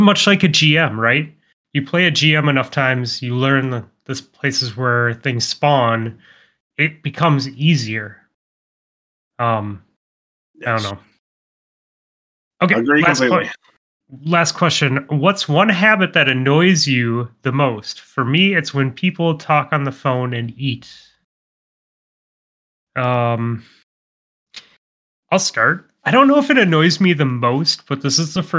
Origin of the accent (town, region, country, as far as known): Montana, United States; born or raised there